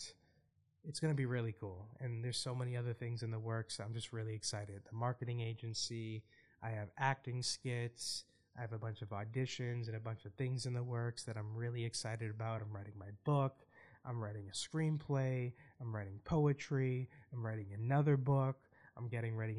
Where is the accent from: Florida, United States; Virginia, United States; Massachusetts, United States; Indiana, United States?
Massachusetts, United States; Boston; my hometown